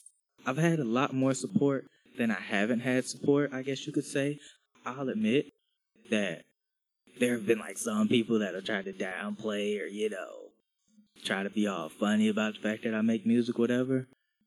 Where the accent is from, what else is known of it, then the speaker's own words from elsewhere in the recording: Birmingham, Alabama, United States; also born or lived in Virginia; Born and raised in Alabama. I've been here most of my life. It was a small point when I was like living in Virginia or whatever, but that was like first grade or something. But yeah, not too much. Mainly been in the Birmingham area